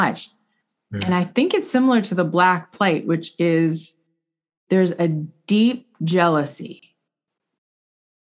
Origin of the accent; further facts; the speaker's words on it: South Florida, United States; I grew up in South Florida, super secular